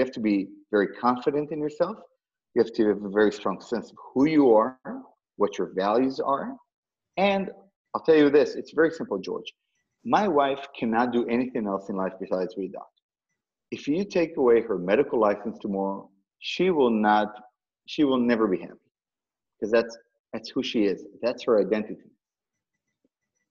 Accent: Tel Aviv, Tel Aviv District, Israel; now in United States; I was born and raised in Tel Aviv

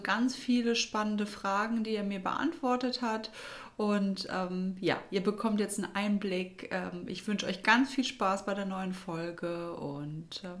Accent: Düsseldorf, North Rhine-Westphalia, Germany; dieses Mal hat es mich in meiner Heimat nach Düsseldorf zurückverschlagen

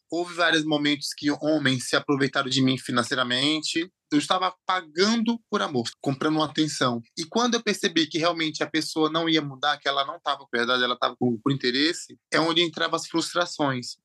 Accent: interior of Bahia, Brazil; also born or lived in Aracaju, Sergipe; Eu nasci em Aracaju, Sergipe, me criei no interior da Bahia

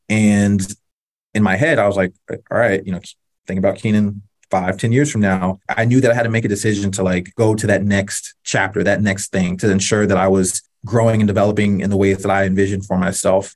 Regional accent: North Carolina, United States; I grew up in North Carolina

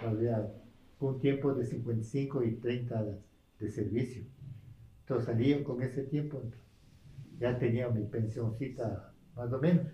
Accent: La Vicentina, Pichincha, Ecuador; Yo prácticamente nací aquí en la Vicentina

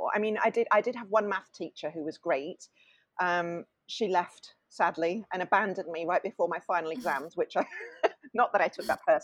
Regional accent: Swansea, Wales, United Kingdom; also born or lived in London; we moved to Swansea, which is a small town in South Wales

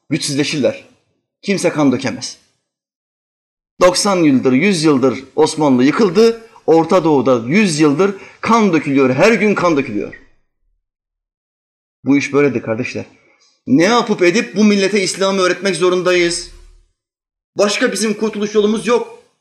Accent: Albania; Çünkü en çok Arnavut milletinin düzelmesini ben isterim. Çünkü ben Arnavutum. En çok kendi milletimi yererim.

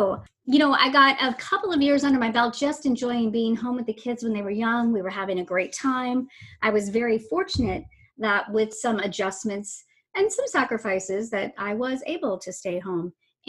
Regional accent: Venice, Florida, United States; moved away; while I have family in Southern Maryland, I grew up in Southwest Florida in a tiny little beach town called Venice.

